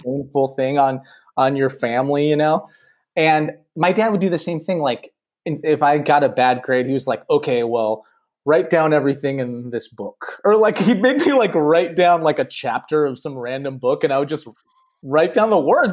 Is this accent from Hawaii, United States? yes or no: no; Los Angeles, California, United States; I grew up here in Los Angeles in the '80s